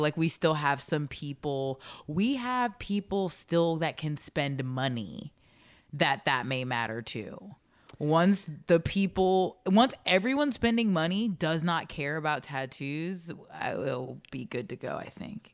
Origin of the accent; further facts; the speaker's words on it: Baltimore, Maryland, United States; I was born in Baltimore